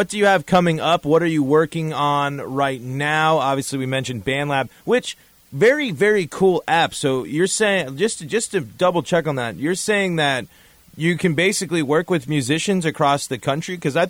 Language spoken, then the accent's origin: English; Denver, Colorado, United States; Yeah, it happened in my hometown. It happened in Denver, too, where I'm from.